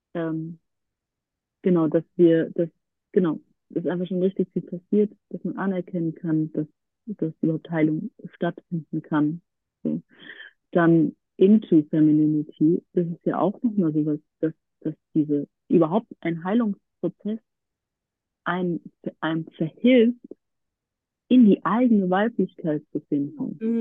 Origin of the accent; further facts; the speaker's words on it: near Frankfurt, Hesse, Germany; now in Berlin, Germany; ich komme aus der Nähe aus Frankfurt, lebe seit vielen Jahren in Berlin